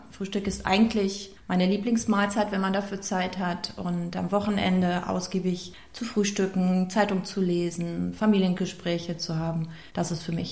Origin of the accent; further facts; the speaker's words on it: Rhineland, Germany; Ich bin gebürtige Rheinländerin, wie meine Mutter sagen würde, mit oberschlesischen Wurzeln.